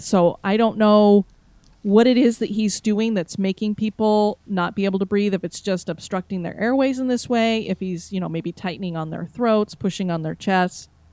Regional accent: Florida, United States; I am from Florida

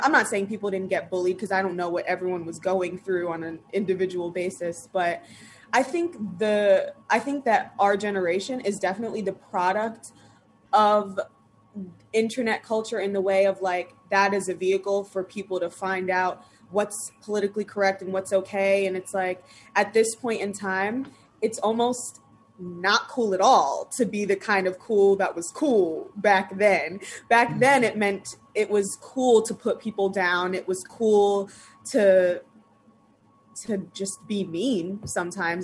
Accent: Long Island, New York, United States; I grew up in Long Island

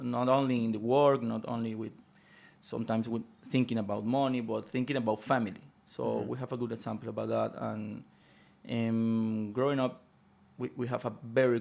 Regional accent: Venezuela; Growing up in Venezuela

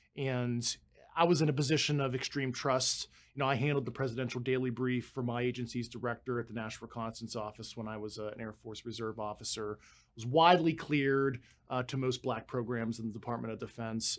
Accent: Pittsburgh, Pennsylvania, United States; moved away as an adult; I spent my entire life growing up in Pittsburgh, Pennsylvania

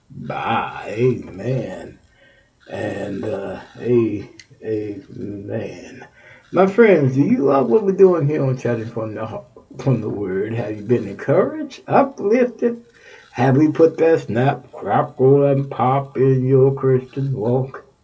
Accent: Texas, United States; moved away; my home state, Texas

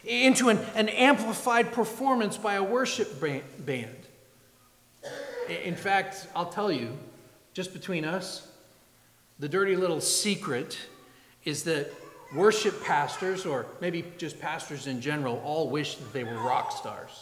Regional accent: New England, Massachusetts, United States; now in Ohio, United States; I grew up in New England, and in Massachusetts, it's Worcester

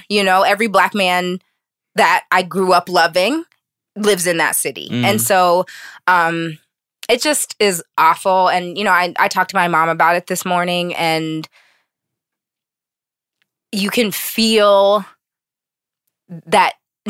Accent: Pittsburgh, Pennsylvania, United States; He was from Pittsburgh and I'm from Pittsburgh and I know the neighborhood that he grew up in.

